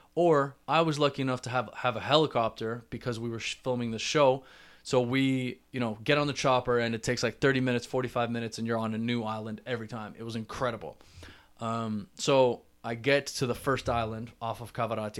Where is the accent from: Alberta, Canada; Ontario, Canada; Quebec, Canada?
Ontario, Canada; Toronto; I'm from Toronto